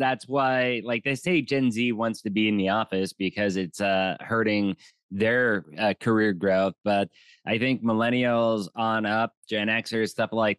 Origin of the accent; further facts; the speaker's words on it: Pennsylvania, United States; moved away as an adult; also born or lived in Tijuana, Mexico; I was from a small city in the middle of Pennsylvania, like 20,000-ish people, and I moved to Tijuana when I was 18